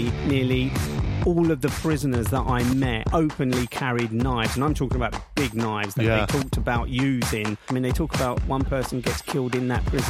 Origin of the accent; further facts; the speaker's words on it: London, United Kingdom; accent: Cockney; I was born on the King and Queen Street on Woolworth Road, which is in Southeast London, and I'm a true Cockney, although I changed the tone of my voice over the years of being a BBC journalist.